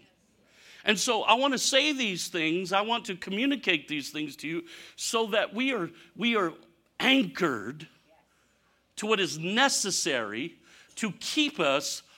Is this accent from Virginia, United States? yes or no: no; Michigan, United States; moved away; I was born and raised in Michigan